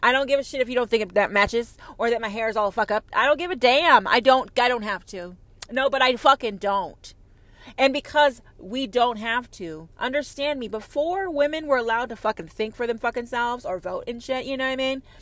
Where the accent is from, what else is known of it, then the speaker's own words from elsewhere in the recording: United States; I'm an American